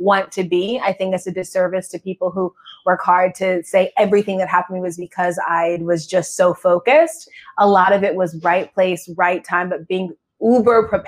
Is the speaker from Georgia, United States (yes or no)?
yes; Georgia, United States; I'm Southern. I'm from Georgia and I have a huge sports family. We all love football. So I grew up watching football.